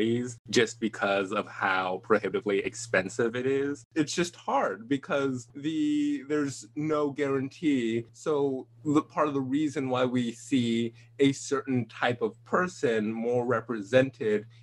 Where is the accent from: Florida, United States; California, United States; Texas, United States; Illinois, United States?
California, United States; Los Angeles; I'm from Los Angeles